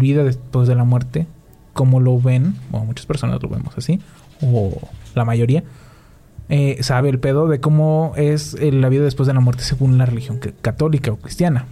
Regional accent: Mexico; nosotros tenemos como mexicanos

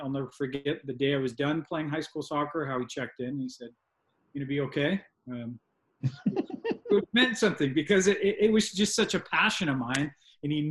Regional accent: Boulder Creek, California, United States; I grew up in Santa Cruz Mountains in Boulder Creek

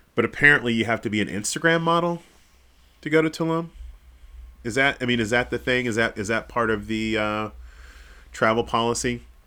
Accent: Kansas City, United States; moved away; also born or lived in Texas; I'm not Texan. I'm from Kansas City

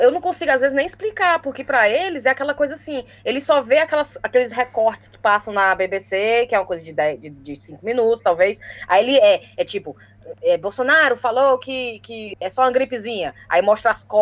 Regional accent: Fortaleza, Ceará, Brazil; moved away as an adult; now in United Kingdom; Não, do Nordeste, ninguém conhece muito o Nordeste, o pessoal sempre fala Rio, São Paulo e tal. E eles, pois me conta. Então a galera queria ver foto de Fortaleza, queria que eu falasse como é que era a vida em Fortaleza

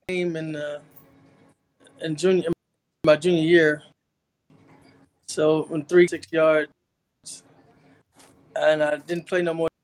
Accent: Hobbs, New Mexico, United States; I'm from Hobbs, New Mexico, born and raised.

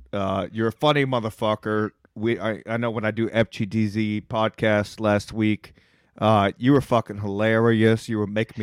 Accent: Texas, United States; I'm from Texas

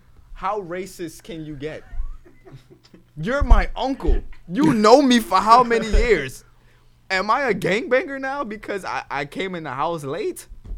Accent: New York, United States; We're from New York

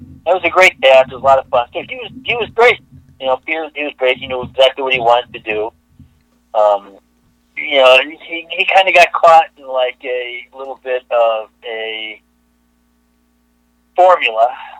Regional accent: Chicago, Illinois, United States; I think I was like, you know, 30 years old. I come from Chicago.

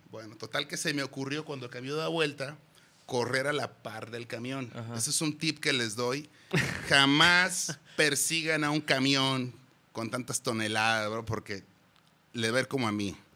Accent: Guadalajara, Jalisco, Mexico; Sí, güey, nacimos aquí en Guadalajara, mi carnal y yo. Orgullosamente tapatíos.

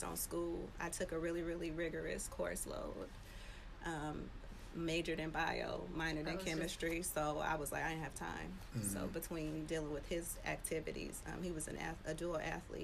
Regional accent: East Bay, California, United States; also born or lived in Oakland, California / Hayward, California; East Bay bred. Mama come from East Oakland. Daddy come from Hayward. So I spent both of my time equally in both cities.

